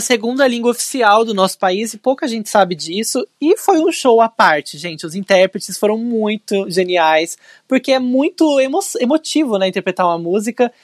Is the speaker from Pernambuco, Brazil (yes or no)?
no; São José dos Campos, São Paulo, Brazil; na cidade de São José dos Campos, minha cidade natal